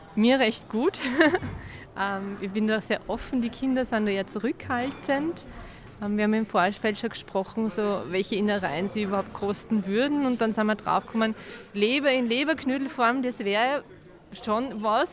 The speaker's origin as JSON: {"language": "German", "town": "Rohrau", "region": "Lower Austria", "country": "Austria", "said": "wir kommen aus Rohrau, Niederösterreich"}